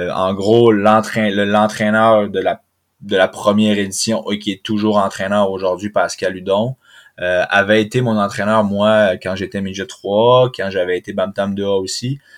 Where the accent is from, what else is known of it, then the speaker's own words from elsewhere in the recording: Chicoutimi, Quebec, Canada; moved away as an adult; now in France; c'était de revenir chez nous à Chicoutimi parce que là j'allais à l'école à Chicoutimi, donc je suis revenu chez mes parents à Chicoutimi